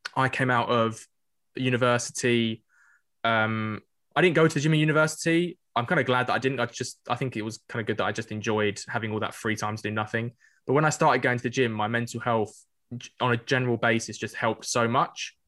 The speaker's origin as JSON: {"language": "English", "region": "London", "country": "United Kingdom", "tie": "born or raised there", "said": "growing up in North East London"}